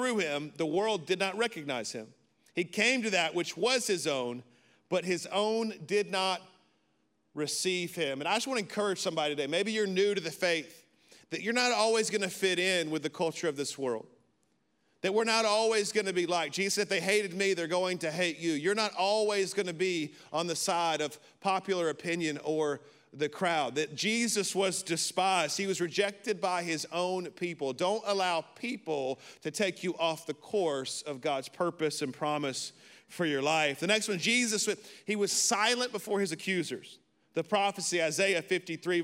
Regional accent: Birmingham, Alabama, United States; I'm from Birmingham, Alabama.

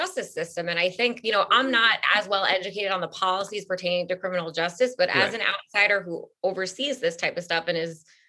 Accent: Syosset, New York, United States; I'm from Syosset.

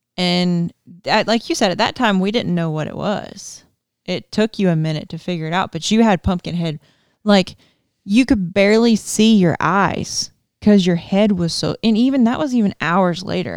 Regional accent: Georgia, United States; moved away; growing up in Georgia, like, we have tornadoes

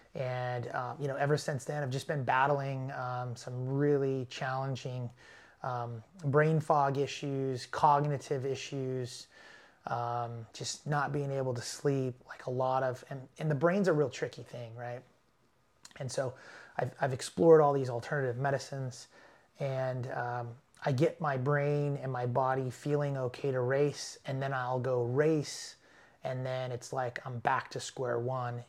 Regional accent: Los Angeles, California, United States; I'm from Los Angeles

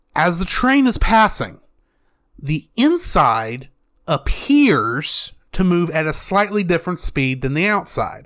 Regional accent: United States; as an American

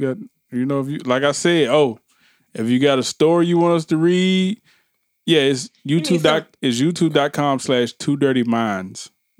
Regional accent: United States; I'm American.

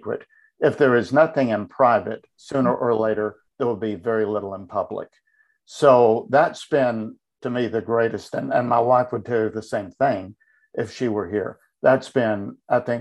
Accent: Tennessee, United States; I was born and raised in Tennessee. That's where I live now. So I'm a native Tennessean

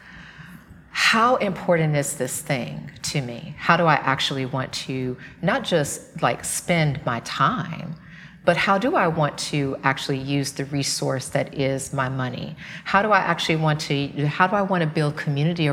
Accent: the South, United States; I grew up in the South.

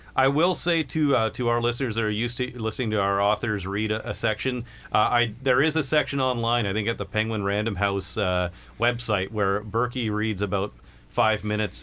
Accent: Kingston, Ontario, Canada; we're both from Kingston

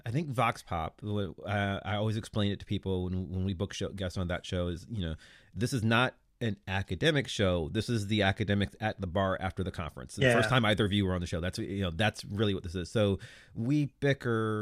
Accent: United States; being an American

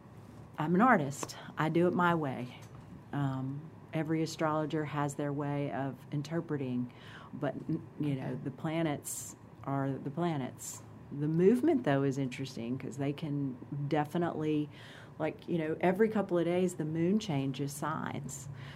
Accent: Germany; born there; Like, for example, I was born in Germany.

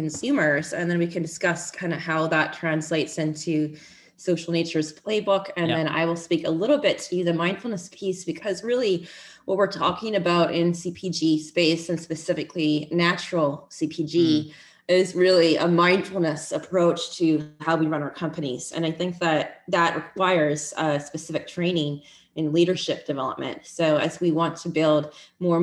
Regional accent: Vancouver, British Columbia, Canada; also born or lived in Cayman Islands / Honolulu, Hawaii; I grew up in Vancouver, BC

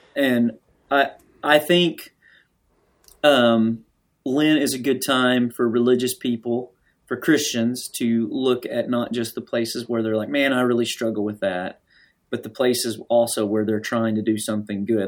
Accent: the South, United States; I grew up here

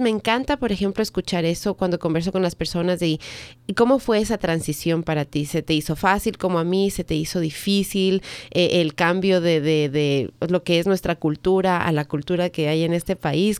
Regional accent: Ecuador; moved away as an adult; now in United States; en el Ecuador, que es de donde soy yo

